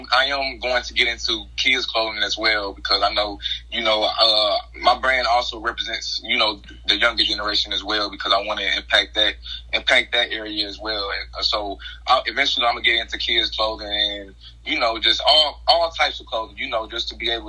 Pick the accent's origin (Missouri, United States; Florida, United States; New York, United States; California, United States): Missouri, United States; Hayti; I'm from Hayton, Missouri. That's in the area, you know, of southeast Missouri